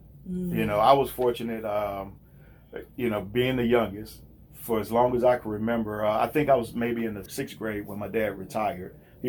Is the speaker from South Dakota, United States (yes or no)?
no; Louisiana, United States; moved away as an adult; well, I moved here from South Louisiana about 25 years ago.